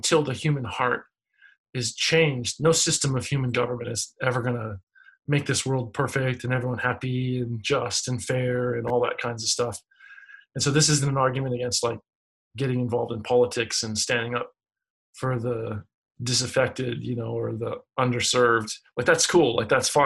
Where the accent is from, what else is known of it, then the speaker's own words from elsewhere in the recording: United States; as an American